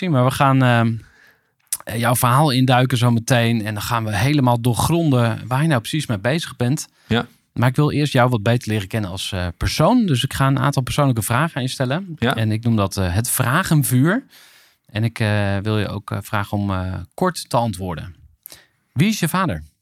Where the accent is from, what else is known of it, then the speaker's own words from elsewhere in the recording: Amersfoort, Utrecht, Netherlands; Waar ben je geboren? Amersfoort.